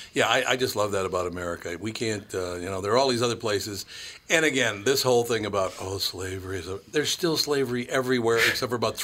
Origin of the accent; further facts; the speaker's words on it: United States; I'm American